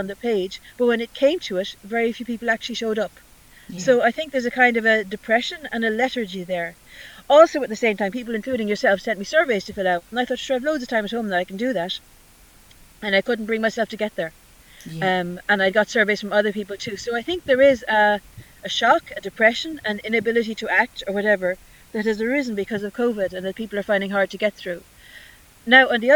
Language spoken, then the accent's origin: English; Ireland; also born or lived in Birmingham; being the Irish person